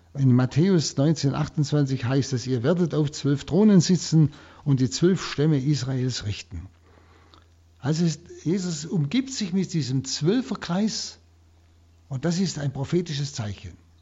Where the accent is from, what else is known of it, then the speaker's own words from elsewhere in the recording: Germany; hier bei uns in Deutschland